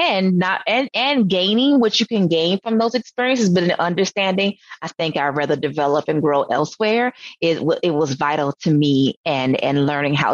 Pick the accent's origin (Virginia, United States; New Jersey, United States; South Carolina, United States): South Carolina, United States; Sumter; I'm from Sumter, South Carolina, South Kakalaki. So grew up on a farm.